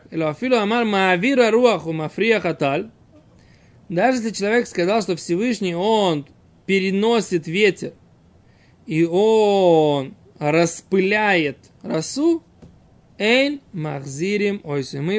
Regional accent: Saratov, Saratov Oblast, Russia; now in Israel; я родился в Саратове

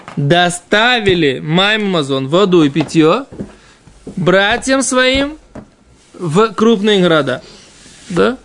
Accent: Israel; Russian is a second language; мы действительно отсюда приехали

